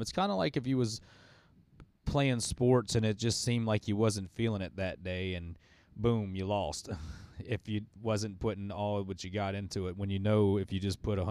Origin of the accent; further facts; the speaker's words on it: New Orleans, Louisiana, United States; now in Slidell, United States; I reside over in Slidell. I'm originally from New Orleans.